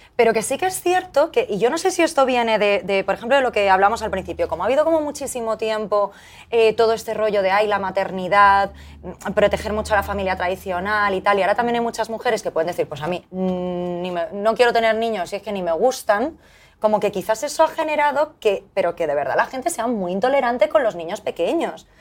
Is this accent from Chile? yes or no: no; Valencian Community, Spain; así salimos todos en ese colegio de Valencia